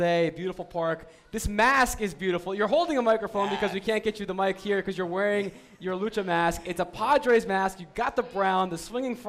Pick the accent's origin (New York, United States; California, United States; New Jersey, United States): New Jersey, United States; when I was a kid, I grew up in New Jersey